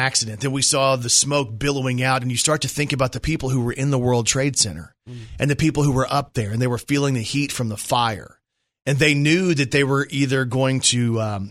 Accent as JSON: {"language": "English", "region": "Texas", "country": "United States", "tie": "born or raised there", "said": "I grew up in Texas"}